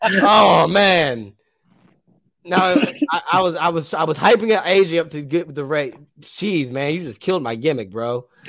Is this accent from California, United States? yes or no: no; Baltimore, Maryland, United States; We're from Baltimore.